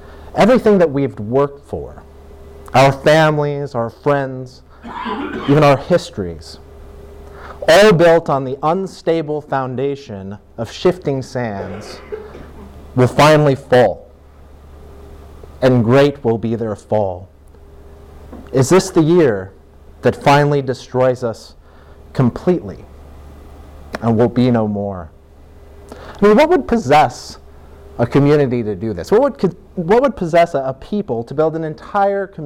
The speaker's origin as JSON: {"language": "English", "region": "Northwest Alaska", "country": "United States", "tie": "born or raised there", "said": "I grew up in a small town in Northwest Alaska"}